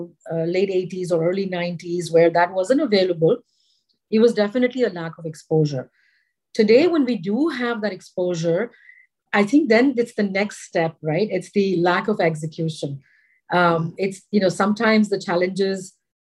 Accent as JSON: {"language": "English", "town": "Chennai", "region": "Tamil Nadu", "country": "India", "tie": "born or raised there", "also_born_or_lived": "Ahmedabad, Gujarat / Bombay", "said": "I was born in Ahmedabad in Gujarat. When I was 10, we moved to Madras. It's known as Chennai now. So my middle and high school education was in Chennai."}